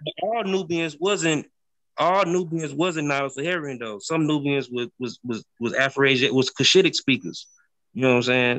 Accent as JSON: {"language": "English", "town": "St. Louis", "region": "Missouri", "country": "United States", "tie": "born or raised there", "said": "I'm from St. Louis. I'm, from St. Louis, Missouri, bro. I live on the like I, grew up on the Mississippi River"}